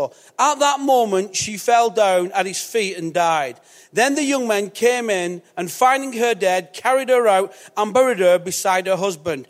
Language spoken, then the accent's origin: English; Bolton, North West England, United Kingdom; I'm from Bolton